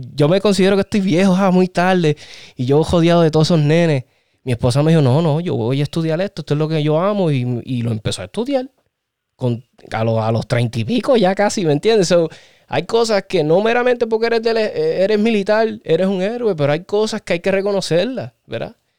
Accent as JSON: {"language": "Spanish", "country": "Puerto Rico", "said": "somos boricuas"}